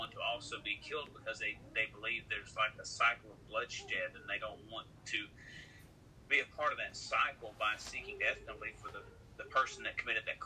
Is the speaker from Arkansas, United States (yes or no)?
yes; West Memphis, Arkansas, United States; I'm from West Memphis, where everything happened.